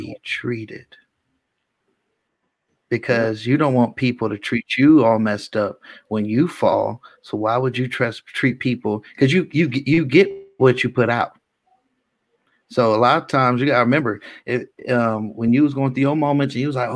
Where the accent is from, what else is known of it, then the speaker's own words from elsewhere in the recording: Richmond, California, United States; also born or lived in Antioch, California; I'm from South Richmond